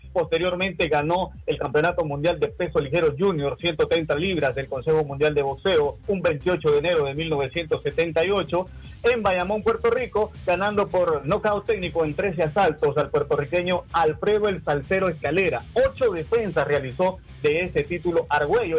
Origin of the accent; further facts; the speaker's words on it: Nicaragua; como buen nicaragüense